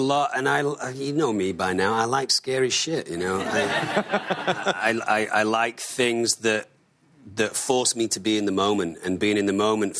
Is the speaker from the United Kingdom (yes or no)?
yes; Manchester, North West England, United Kingdom; And I mean, I'm from Manchester.